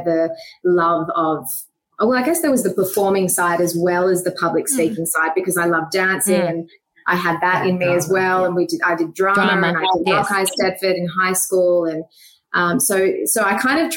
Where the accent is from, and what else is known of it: Australia; born or raised there; also born or lived in South Africa